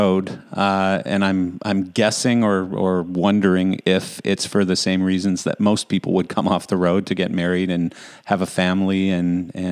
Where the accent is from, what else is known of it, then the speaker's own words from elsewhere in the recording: Western Canada, Canada; I come from Western Canada